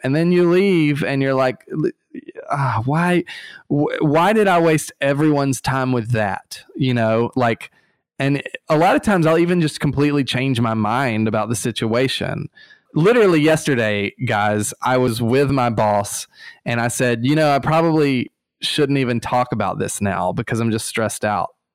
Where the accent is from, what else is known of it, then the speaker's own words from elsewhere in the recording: Eufaula, Alabama, United States; moved away; Eufaula, Alabama